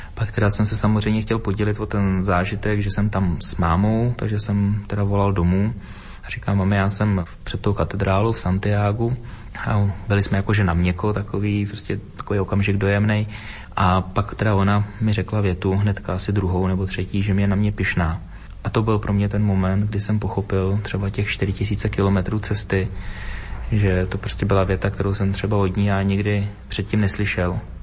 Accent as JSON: {"language": "Czech", "town": "Dvůr Králové nad Labem", "region": "Hradec Králové Region", "country": "Czechia", "tie": "born or raised there", "said": "z místa, kde jsem se narodila, kde jsem vyrůstal, ze Dvora Králové nad Labem, pod Krkonoší, východní Čechy"}